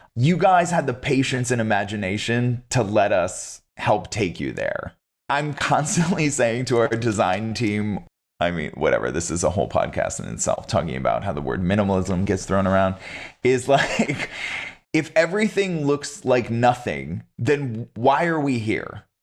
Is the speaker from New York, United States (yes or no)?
yes; upstate New York, United States; you grow up in upstate New York